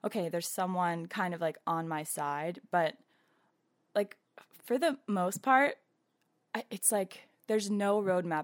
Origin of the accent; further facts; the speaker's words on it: Atlanta, Georgia, United States; moved away as an adult; now in New York, United States; going home to Atlanta